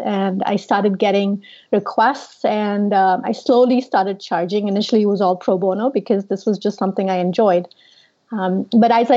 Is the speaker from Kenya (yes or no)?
no; India; moved away as an adult; now in United States; I'm originally from India